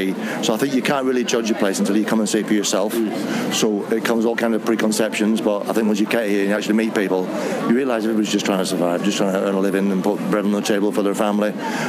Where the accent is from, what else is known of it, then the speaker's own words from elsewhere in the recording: Manchester, North West England, United Kingdom; now in Belfast, United Kingdom; No, I'm from Manchester.